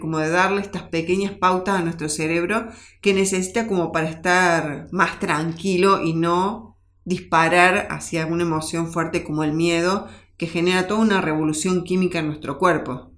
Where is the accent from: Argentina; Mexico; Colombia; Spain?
Argentina; en nuestro país, en nuestra Argentina, que cada uno como argentino